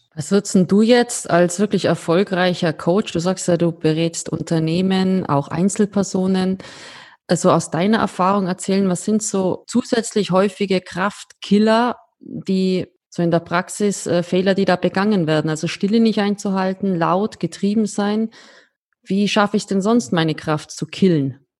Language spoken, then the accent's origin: German; Austria; als Österreicherin